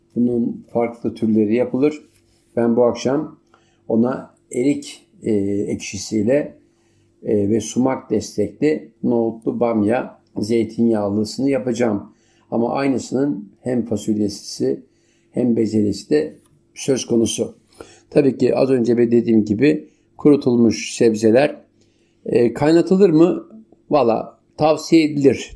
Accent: Turkey; malum ülkem

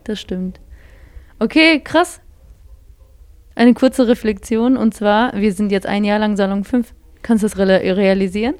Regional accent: Bottrop, North Rhine-Westphalia, Germany; Wir sind wirklich die zwei krassen Bottropper

